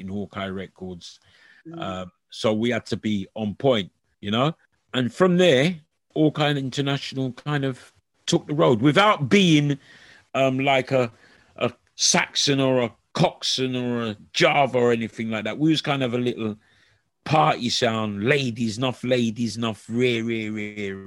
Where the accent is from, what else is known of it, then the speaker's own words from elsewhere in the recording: London, United Kingdom; us as kids growing up in Harlesden